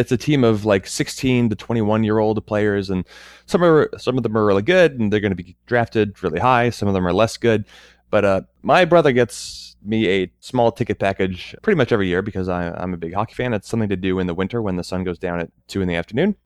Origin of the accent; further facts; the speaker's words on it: United States; I'm American